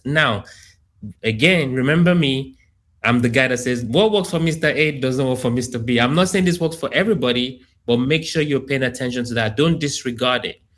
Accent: Nigeria; also born or lived in United Kingdom / Columbia, Maryland; now in Houston, United States; I grew up in Africa, in Nigeria.

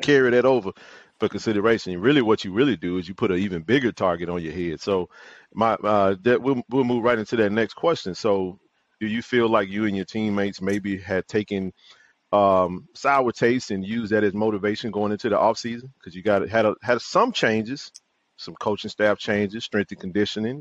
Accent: Jackson, Mississippi, United States; JSU lifers, born and raised in Jackson, Mississippi.

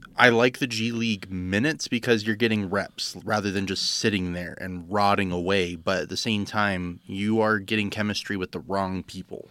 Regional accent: Florida, United States; me growing up in Florida

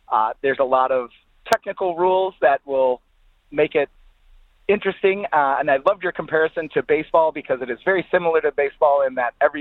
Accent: Chicago, Illinois, United States; I am from Chicago

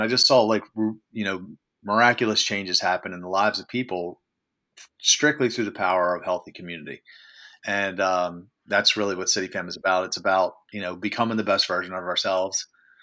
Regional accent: Baltimore, Maryland, United States; I'm organizing all these social events around my hometown of Baltimore City. Maryland.

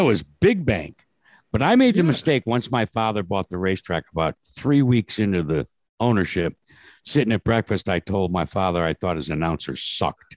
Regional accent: New Britain, Connecticut, United States; I was born and raised in the middle of Connecticut in a town called New Britain, Connecticut

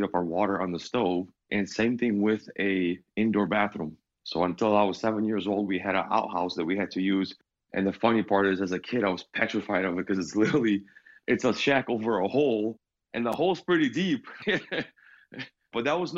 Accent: Michigan, United States; also born or lived in Ukraine; we moved in 96 from Ukraine to Michigan

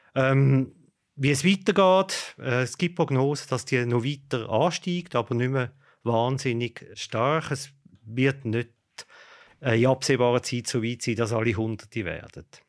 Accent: Switzerland; bei uns in der Schweiz

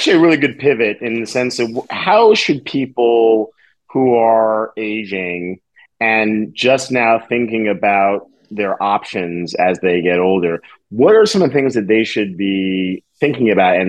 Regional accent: New York, United States; I'm a New Yorker. We're not entertaining.

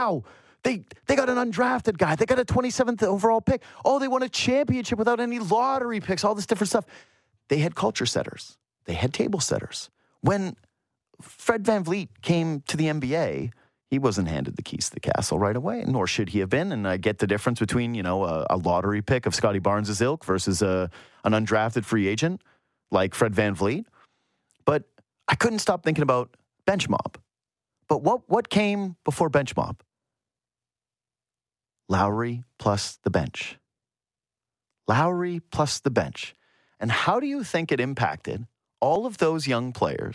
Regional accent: Yukon, Canada; I'm from the Yukon, so that's why you have an outdoor ed teacher

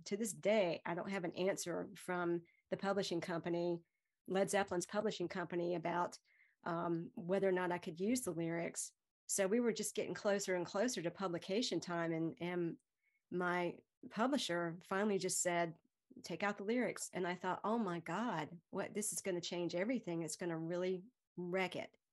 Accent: Greenville, North Carolina, United States; I'm from Greenville

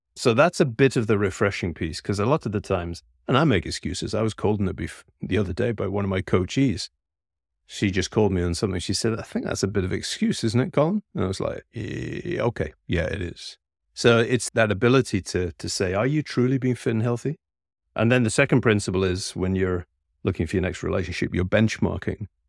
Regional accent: Scotland, United Kingdom; I'm a Scotsman by birth

